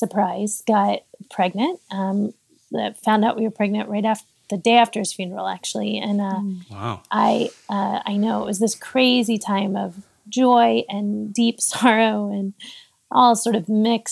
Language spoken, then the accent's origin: English; Austin, Texas, United States; moved away as an adult; also born or lived in Pittsburgh, Pennsylvania; Austin, Texas, which is where I'm from, my hometown